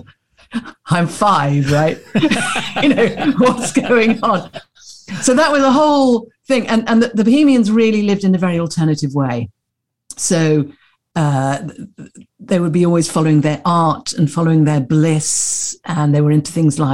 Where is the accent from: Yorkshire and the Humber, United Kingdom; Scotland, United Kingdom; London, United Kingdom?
London, United Kingdom; I was born in Putney in London.